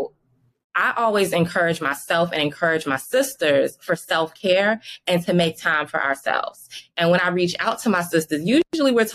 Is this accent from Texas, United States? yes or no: no; Washington, District of Columbia, United States; also born or lived in Providence, Rhode Island; when I came back to DC, Chocolate City, my hometown